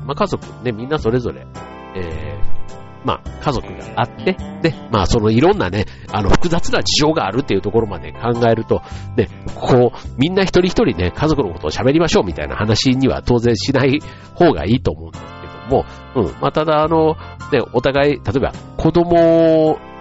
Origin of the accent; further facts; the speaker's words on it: Osaka, Japan; moved away as an adult; 僕なんか出身が大阪なので